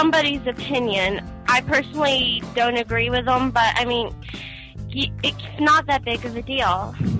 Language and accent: English; Tallahassee, Florida, United States; Tallahassee, Florida.